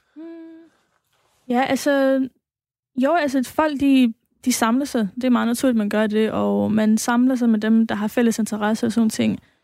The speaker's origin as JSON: {"language": "Danish", "town": "Aarhus", "region": "Central Denmark Region", "country": "Denmark", "tie": "born or raised there", "said": "opvokset i Gellerup og har, har været øh, aktiv derude sådan hele tiden"}